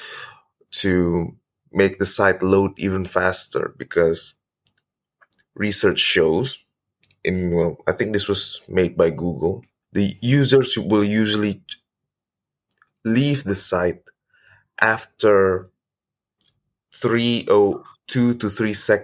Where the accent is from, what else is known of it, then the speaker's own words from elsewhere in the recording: Indonesia; I'm from Indonesia